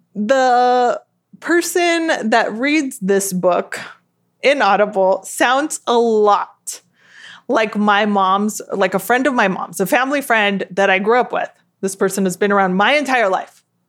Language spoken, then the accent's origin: English; Southern California, United States; I grew up in South California or Southern California, as it is most often called